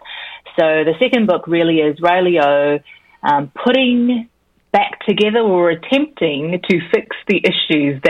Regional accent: New Zealand; accent: Kiwi; also born or lived in Korea; So I was born in Korea and raised in New Zealand

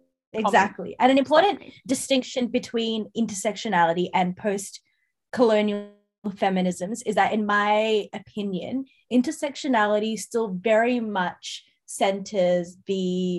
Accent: Ireland; But I'm Irish, Jess.

